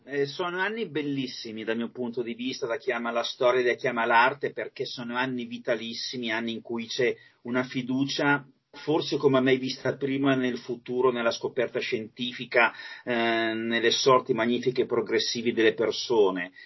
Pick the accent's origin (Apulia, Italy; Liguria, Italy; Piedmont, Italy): Piedmont, Italy; Alessandria; also born or lived in Masio; io sono alessandrino, ma mi son trasferito lì, appunto, negli anni settanta